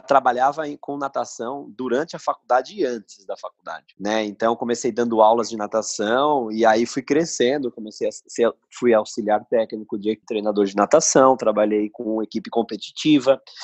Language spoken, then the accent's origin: Portuguese; São Paulo, Brazil; sou daqui de São Paulo